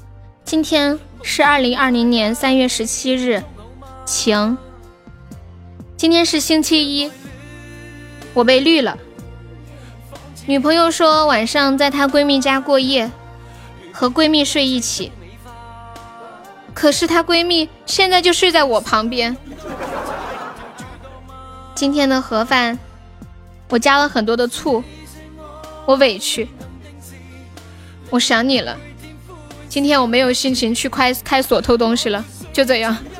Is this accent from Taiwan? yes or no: no; Tianjin, China; 河南的哦，河南哪儿的呀？我我天津的。